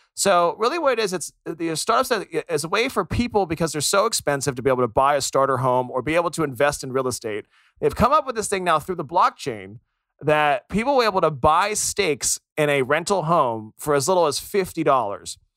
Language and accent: English; United States; being American myself